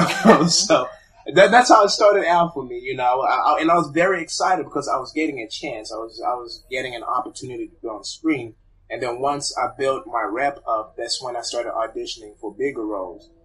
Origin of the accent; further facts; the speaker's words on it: Zimbabwe; I was born in Zimbabwe